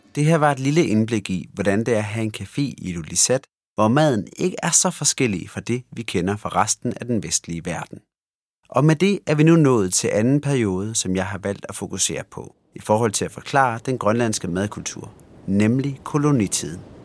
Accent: Denmark; Vi sidder jo her, to øh, danskere

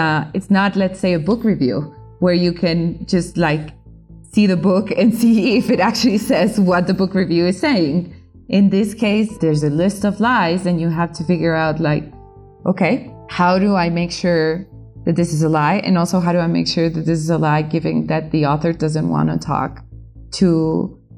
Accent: Colombia; I'm a reporter from Colombia

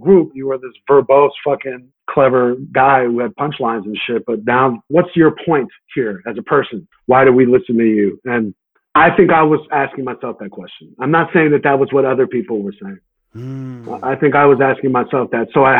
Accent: New York, United States; I'm a New Yorker through and through

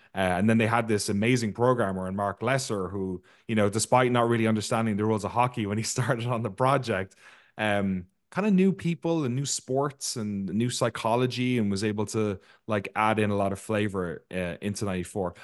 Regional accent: Ireland; I grew up in Ireland where we grew, we grew up playing a game called hurling

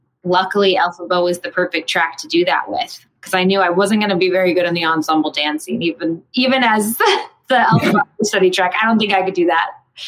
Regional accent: the South, United States; I was extremely drawn to that because I'm from the South, and I just got done playing Jenna, also Southern.

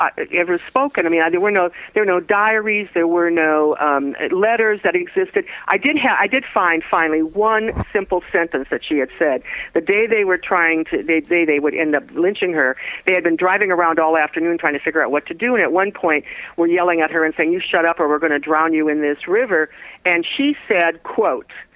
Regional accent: North Dakota, United States; I'm from North Dakota

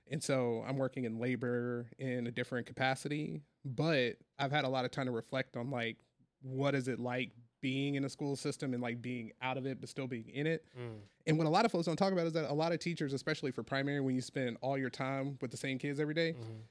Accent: Mississippi, United States; growing up in a place like Mississippi, uh, with all of the things that come around being a black man growing up in the South

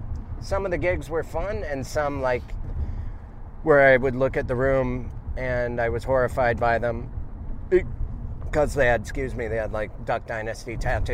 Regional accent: Montana, United States; I grew up in Montana.

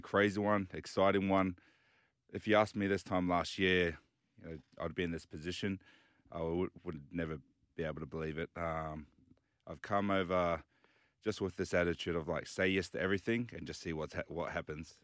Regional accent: Dunedin, Otago, New Zealand; also born or lived in Cook Islands / Western Sydney; now in Sydney, Australia; so I was born in New Zealand and, uh, grew up playing rugby union. So, uh, I was born in Dunedin

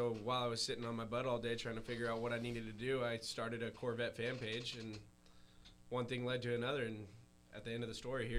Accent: Redmond, Oregon, United States; Redmond, Oregon.

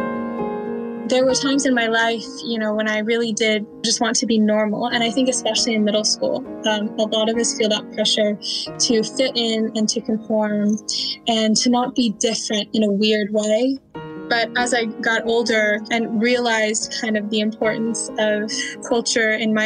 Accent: Temecula, California, United States; I'm from Temecula, California

